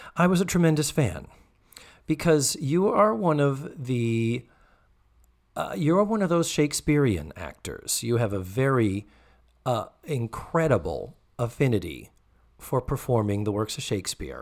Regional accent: New England, United States; I'm from New England, we never call them stories, that is such a Southern thing.

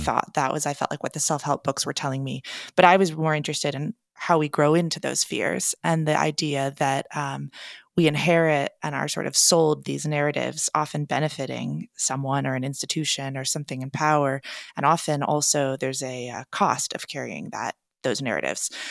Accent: Portland, Oregon, United States; I'm a writer and teacher based in my hometown of Portland, Oregon

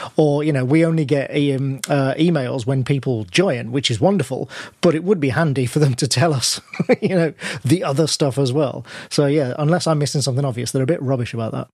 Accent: Birmingham, West Midlands, United Kingdom; I was born in Birmingham, I'm from the Midlands myself.

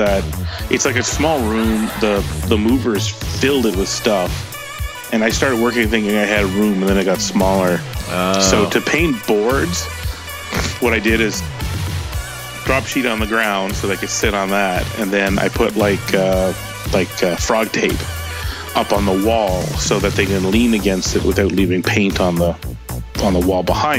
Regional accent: Canada; I am the Canadian Bob Vila

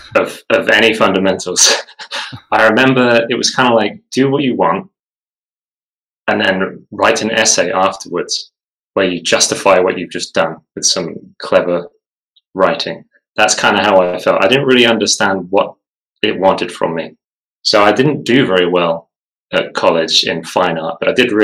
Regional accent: Falkland Islands; I was born in the Falkland Islands

